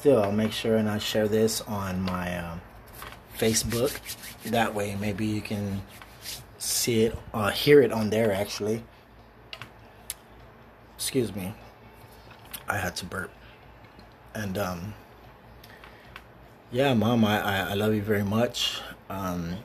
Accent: San Antonio, Texas, United States; we lived in the projects for about 7-8 years here. We live in San Antonio, Texas.

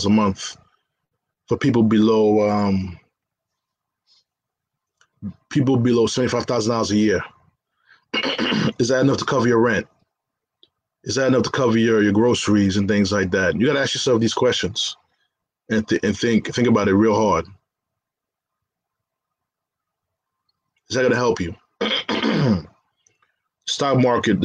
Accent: New York, United States; as a New Yorker

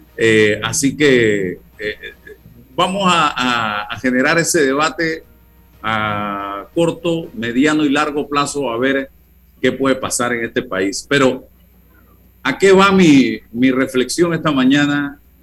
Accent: Panama; soy panameño, soy ciudadano, soy periodista

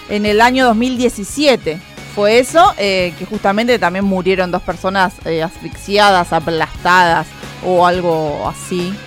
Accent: Argentina

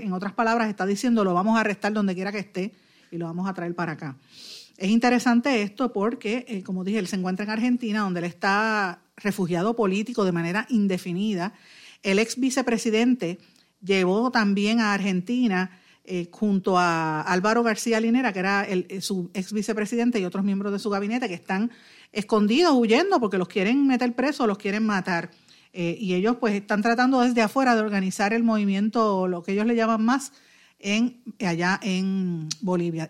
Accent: Puerto Rico

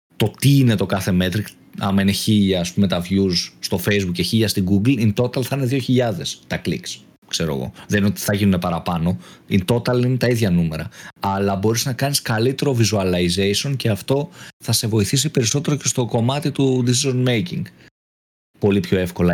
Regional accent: Eleochoria, Central Macedonia, Greece; στο χωριό μου, στα Ελοχώρια Χαλκιδικής

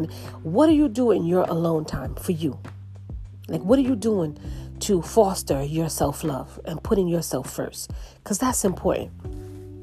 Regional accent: New York City, New York, United States; I'm from New York City

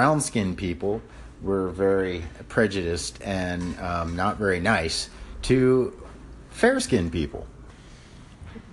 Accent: Mississippi, United States; moved away; also born or lived in Hawaii; I'm from the South. I'm a person of color. I was raised in the South in 1963 in Mississippi.

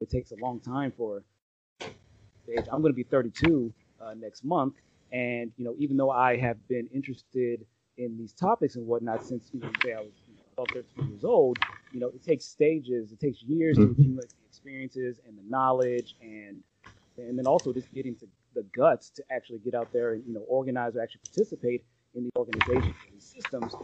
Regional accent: around Los Angeles, Southern California, United States; I'm from Southern California, around Los Angeles

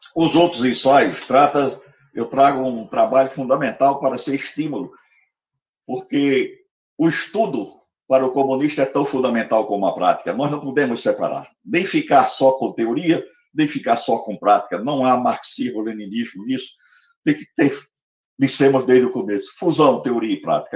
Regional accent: Natal, Rio Grande do Norte, Brazil; now in Recife, Brazil; na cidade de Natal, onde eu nasci. Eu vim para Recife exilado

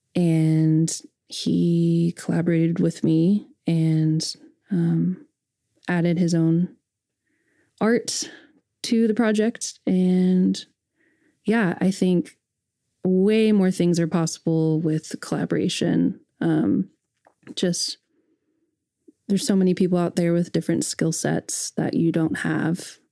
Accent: Edmond, Oklahoma, United States; growing up in Edmond, Oklahoma

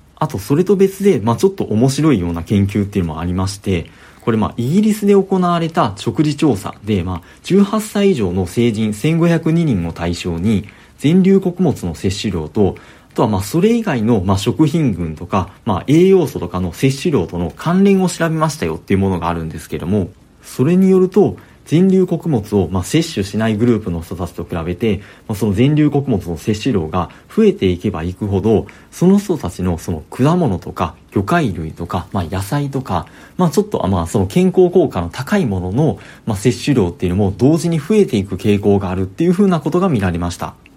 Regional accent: Osaka, Japan; moved away as an adult; now in Kanto, Japan; 私も大阪出身でして、で、まあ、あの、社会人になって、あの、関東に出てきたみたいな人間なんで

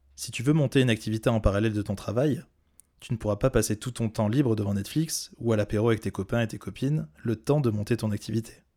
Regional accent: Corrèze, Nouvelle-Aquitaine, France; moved away; Je t'enregistre cet épisode depuis mon pays natal puisque je suis retourné en Corrèze

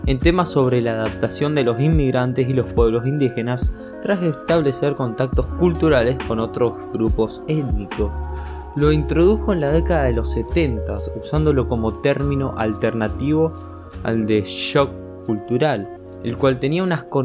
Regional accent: Argentina; Por ejemplo, si yo … que soy de Argentina, me voy a ir a España, voy a tener que pasar este estrés por aculturizarme.

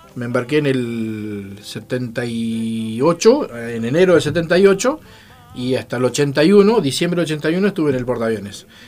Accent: Santa Fe, Argentina; moved away as an adult; now in Neuquén, Argentina; yo soy de Santa Fe.

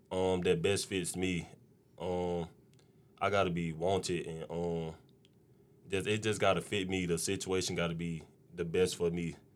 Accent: Hayti, Missouri, United States; Yeah, I'm from Hayti.

